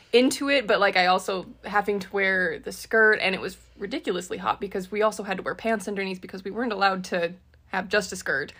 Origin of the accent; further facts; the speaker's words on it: Utah, United States; we were raised semi close in Utah